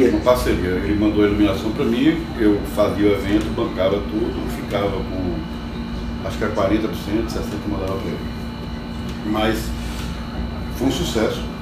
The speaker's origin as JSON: {"language": "Portuguese", "town": "Santa Luz", "region": "Bahia", "country": "Brazil", "tie": "born or raised there", "said": "Comecei como tocador de sino da igreja aos 13 anos de idade, em Santa Luz, da cidade onde eu nasci."}